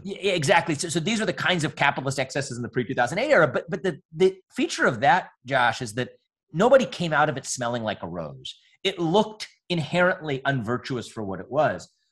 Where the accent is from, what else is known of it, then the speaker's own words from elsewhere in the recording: United States; I'm an Indian American